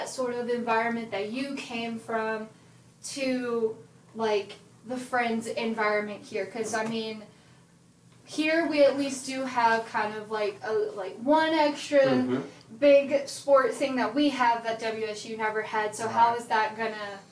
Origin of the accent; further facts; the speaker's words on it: Texas, United States; moved away; I'm from Texas.